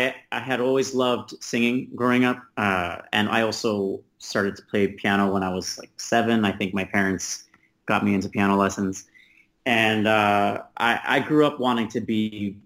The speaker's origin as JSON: {"language": "English", "region": "New York", "country": "United States", "tie": "born or raised there", "said": "No. I'm from New York, actually, first. Queens."}